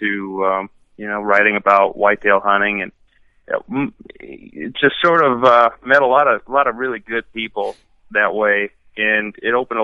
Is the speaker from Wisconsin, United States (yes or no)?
yes; Wisconsin, United States; I'm from Wisconsin